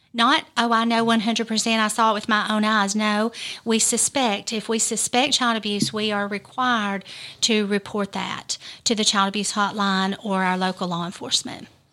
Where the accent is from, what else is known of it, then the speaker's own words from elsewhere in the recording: United States; I'm born and raised in Lawrence County